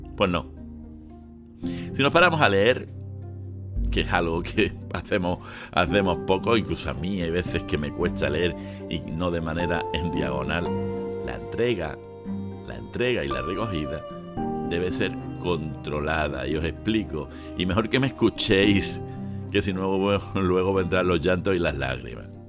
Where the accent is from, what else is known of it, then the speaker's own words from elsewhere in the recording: Spain; nosotros los españoles